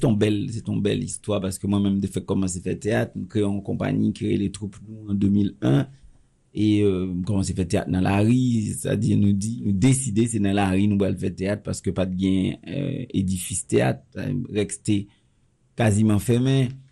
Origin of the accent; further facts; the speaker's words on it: Haiti; je suis très chauvin puisque je suis haïtien